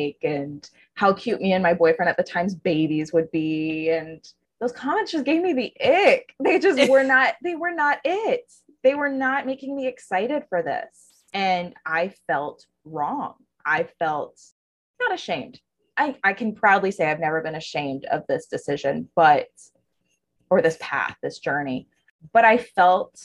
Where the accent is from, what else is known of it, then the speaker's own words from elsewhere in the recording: Texas, United States; now in Florida, United States; I grew up in Texas